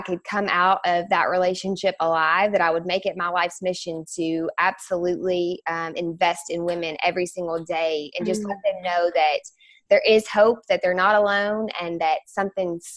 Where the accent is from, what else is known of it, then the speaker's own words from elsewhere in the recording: Bowling Green, Kentucky, United States; also born or lived in Louisville, Kentucky; I was born and raised in Bowling Green, Kentucky